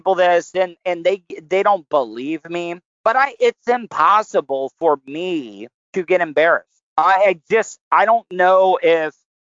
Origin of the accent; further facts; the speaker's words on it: the South, United States; I'm from the South as well, too